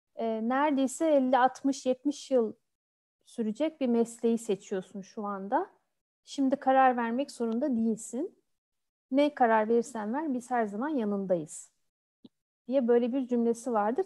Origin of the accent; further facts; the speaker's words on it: Turkey; moved away as an adult; also born or lived in Odense, Denmark / Bordeaux, France; Türkiye'de doğdum, büyüdüm.